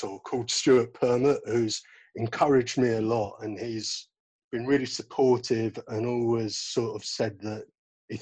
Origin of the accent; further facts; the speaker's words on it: London, United Kingdom; I come from West London originally and I live in South London now.